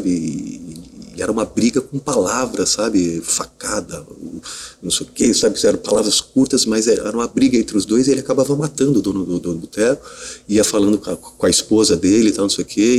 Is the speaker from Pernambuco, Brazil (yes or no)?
no; Curitiba, Paraná, Brazil; now in São Paulo, Brazil; eu fui um dos primeiros atores que vinha de São que vinha de Curitiba eh, para São Paulo para fazer teste de vídeo.